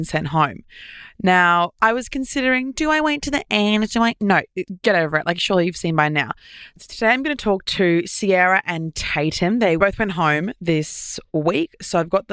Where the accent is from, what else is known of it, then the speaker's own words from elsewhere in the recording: Queensland, Australia; moved away; I'm from Queensland. I'm used to having like 25 degree water